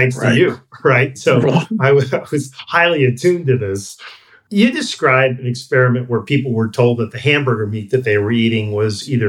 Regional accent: New York, United States; I grew up in New York

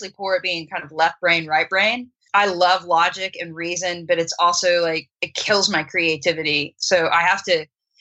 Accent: United States; first language English; also born or lived in Australia; as an American, my native tongue, right, is English

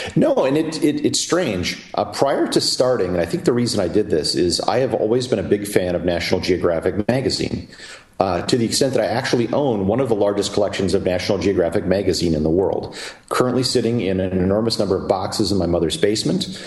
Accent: Wisconsin, United States; moved away as an adult; originally from Wisconsin, uh, proud part owner of the Green Bay Packers

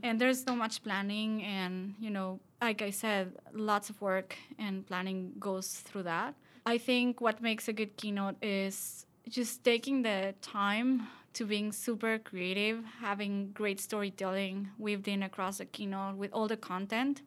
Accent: Mexico; We're both from Mexico.

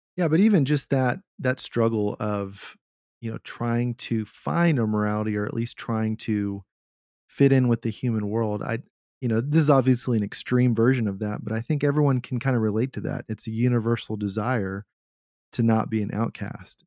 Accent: Texas, United States; my culture as a Texan

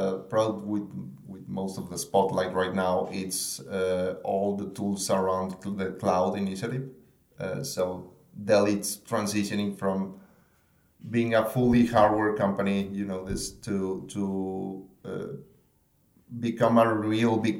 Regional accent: Mexico; moved away as an adult; now in Austin, United States; I'm from Mexico

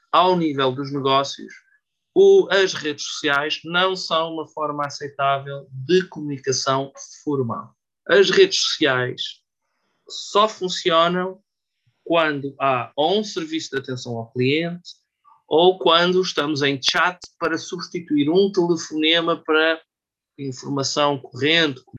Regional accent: Portugal; nós, como portugueses, também não percebemos aquilo

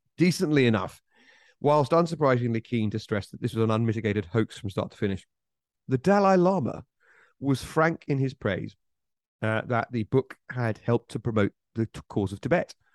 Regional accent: United Kingdom; I, as a British person

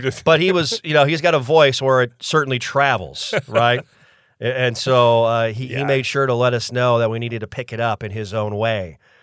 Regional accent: Mitchell, South Dakota, United States; moved away as an adult; now in Tallahassee, United States; I went to college in Mitchell as well, so that was where I grew up for the first 22 years of my life

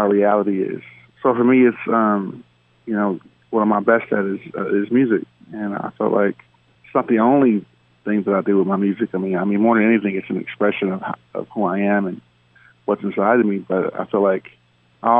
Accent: Los Angeles, California, United States; I grew up in South Central

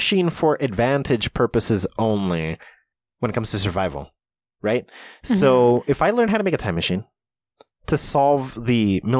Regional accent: New Jersey, United States; I'm from Jersey and then I go to Cali where nobody knows what I look like.

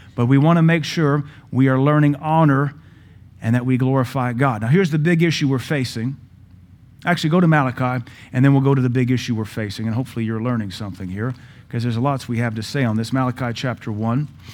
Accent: Seattle, Washington, United States; now in Cookeville, United States; We grew up in Seattle.

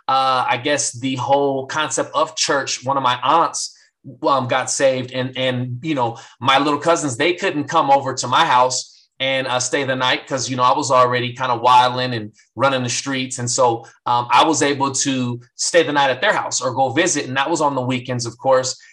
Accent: San Bernardino, California, United States; born or raised there; also born or lived in Hammond, Louisiana

